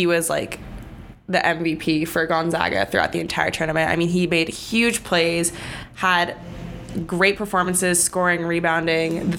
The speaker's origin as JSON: {"language": "English", "area": "Bay Area", "region": "California", "country": "United States", "said": "I'm from the Bay Area. So Santa Clara is like an hour drive from my house"}